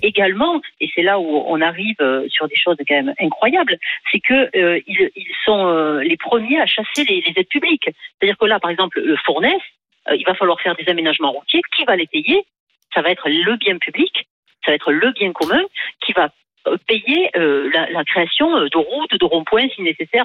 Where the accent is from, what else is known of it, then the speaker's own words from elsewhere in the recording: France; je suis française